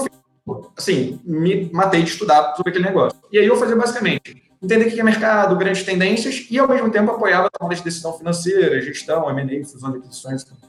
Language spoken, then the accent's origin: Portuguese; Rio de Janeiro, Brazil; A gente é do Rio